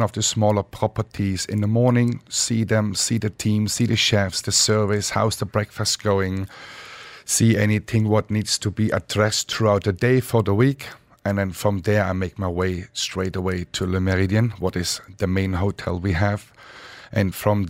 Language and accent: English; Dresden, Saxony, Germany; now in Dubai, United Arab Emirates; I grew up in Dresden, Germany, with my mother